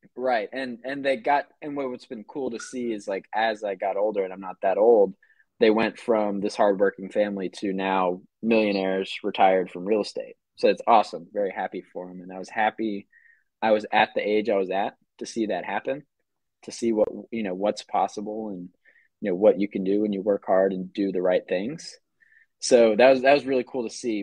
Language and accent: English; North Georgia, United States; now in Atlanta, United States; I grew up in North Georgia